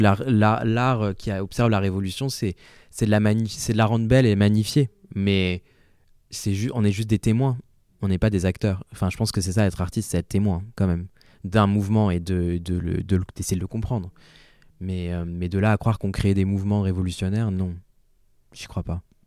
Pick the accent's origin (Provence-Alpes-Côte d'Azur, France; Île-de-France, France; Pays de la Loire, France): Pays de la Loire, France; Angers; first language French; J'ai grandi à Angers.